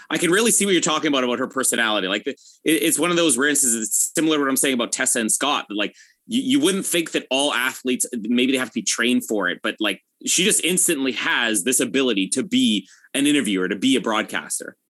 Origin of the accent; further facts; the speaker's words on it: Canada; as a Canadian